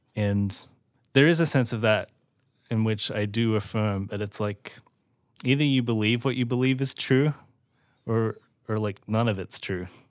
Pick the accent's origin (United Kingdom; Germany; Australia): Australia; now in United States; I was born and raised in Australia and then grew up the rest of my life in America